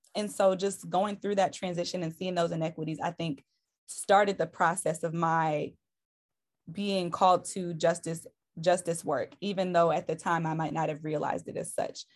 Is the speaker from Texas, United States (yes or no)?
no; Detroit, Michigan, United States; I'm originally from Detroit, Michigan.